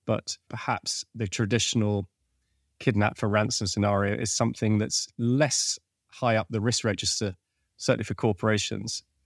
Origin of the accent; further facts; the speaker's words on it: Venezuela; moved away; I was born in Venezuela, and so I, I had a, a Spanish-speaking capability, and I'd studied Spanish as well